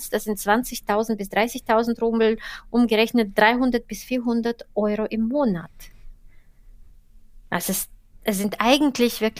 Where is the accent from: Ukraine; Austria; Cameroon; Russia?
Russia; Saint Petersburg; Die zweite Stadt ist meine Heimatstadt St.